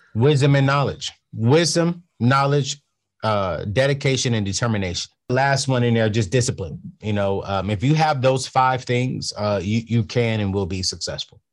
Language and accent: English; San Diego, California, United States; San Diego, California